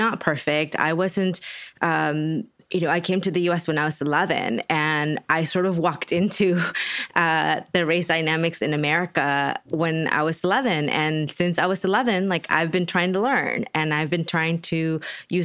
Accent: Texas, United States; I'm from Texas, and when I say y'all

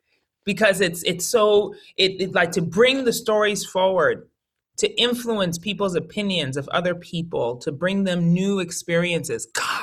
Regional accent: Colorado Springs, Colorado, United States; also born or lived in Connecticut; and I was born in Connecticut, but we made like what I would call like our final move as a family to Colorado Springs when I was 12.

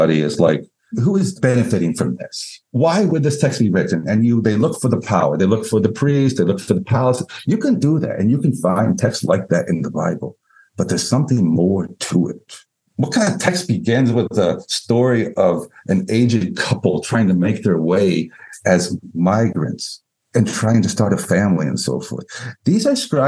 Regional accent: United States; also born or lived in Germany; As an American

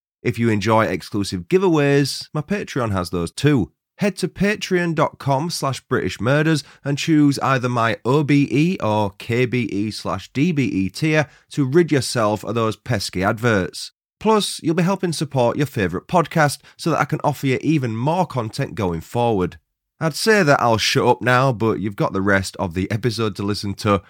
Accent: Huddersfield, Yorkshire and the Humber, United Kingdom; now in Leeds, United Kingdom; my hometown of Huddersfield and my current living city of Leeds.

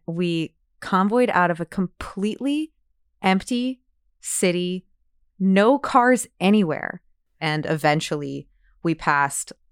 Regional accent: New Orleans, Louisiana, United States; I'm from New Orleans. I grew up in New Orleans.

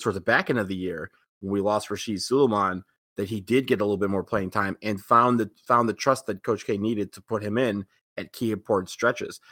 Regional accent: Detroit, Michigan, United States; moved away; my hometown

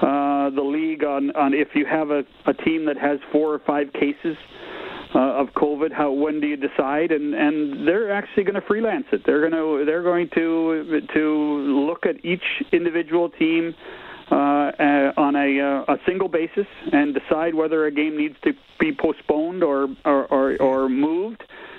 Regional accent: Canada; And again, it's we're typically Canadian about what we're doing

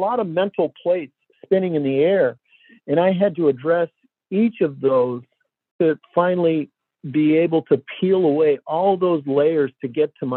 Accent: Detroit, Michigan, United States; And I grew up here in Detroit

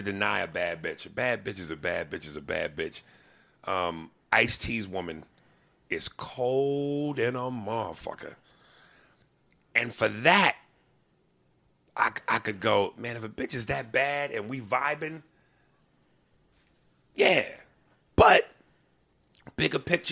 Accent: New York, United States; I'm a New Yorker

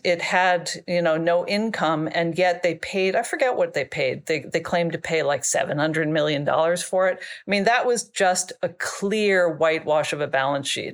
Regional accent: Washington, District of Columbia, United States; moved away as an adult; also born or lived in China; I grew up in Washington, D C.

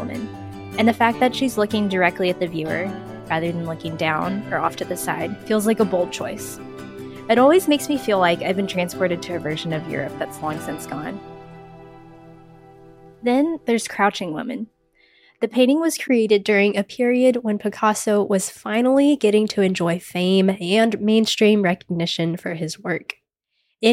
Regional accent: San Antonio, Texas, United States; I'm from San Antonio, Texas, which is home to the McNay Art Museum

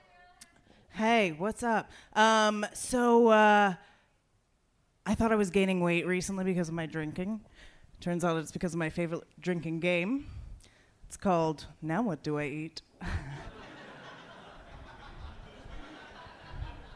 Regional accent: Washington, District of Columbia, United States; I was born in D.C.

